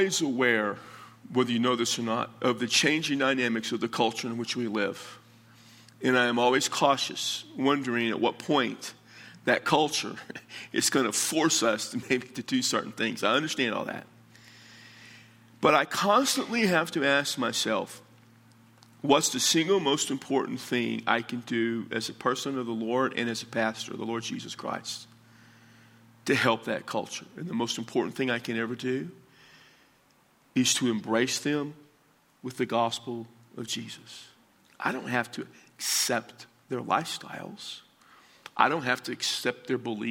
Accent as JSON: {"language": "English", "town": "San Antonio", "region": "Texas", "country": "United States", "said": "I'm from San Antonio, Texas"}